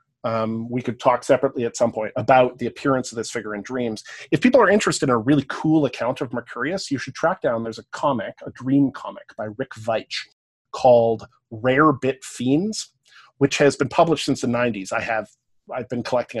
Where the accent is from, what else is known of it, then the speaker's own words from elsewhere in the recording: Canada; accent: Canadian; also born or lived in Cambridge, England; I have a Canadian accent